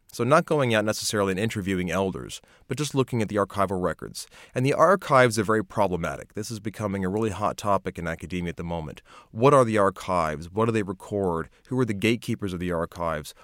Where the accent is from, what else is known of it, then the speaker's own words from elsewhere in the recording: United States; moved away as an adult; now in Australia; I'm American. I didn't move to Australia till I was in my late twenties